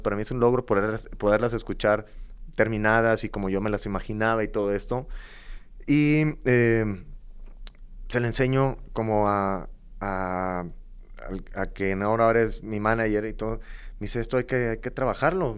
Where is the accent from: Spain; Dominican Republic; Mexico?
Mexico; Matamoros, Tamaulipas; moved away as an adult; also born or lived in Monterrey; este tipo de gente no hay en Matamoros, de donde yo vengo